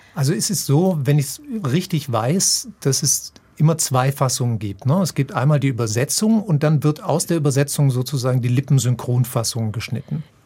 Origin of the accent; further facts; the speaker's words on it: Germany; ich als Deutscher